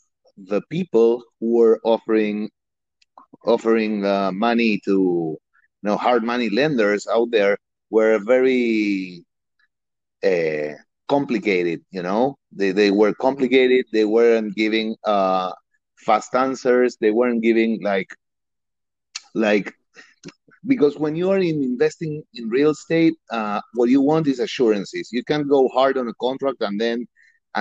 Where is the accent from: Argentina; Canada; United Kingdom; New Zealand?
Argentina; English is a second language; moved away as an adult; now in Miami, United States; I'm originally from Argentina.